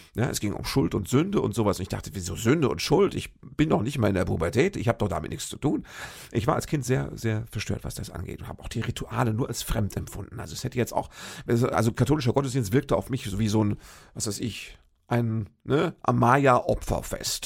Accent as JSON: {"language": "German", "town": "Fürth", "region": "Hesse", "country": "Germany", "tie": "born or raised there", "moved": "as an adult", "said": "Fürth im Odenwald. Das ist ja sowas wie meine Heimat. Da habe ich äh, lange gelebt. Ich glaube, so zwischen meinem, lass mich nicht lügen, zwischen meinem achten und 25."}